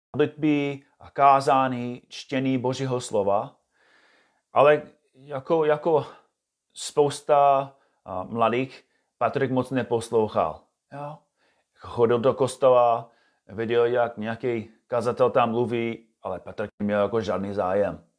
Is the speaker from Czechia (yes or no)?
no; United States; Czech is a second language; moved away as an adult; now in Czech Republic; jsem původně z USA a bydlím tady se svou rodinou